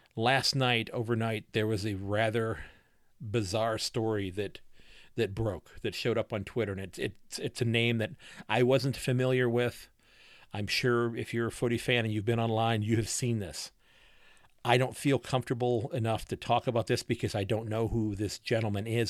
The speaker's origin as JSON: {"language": "English", "country": "United States", "said": "I'm an old man American"}